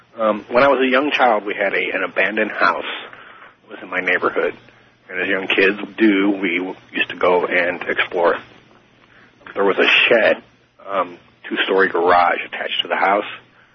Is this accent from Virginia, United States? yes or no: no; St. Louis, Missouri, United States; now in Jacksonville, United States; I'm calling from Jacksonville, Florida. I'm originally from St. Louis, Missouri.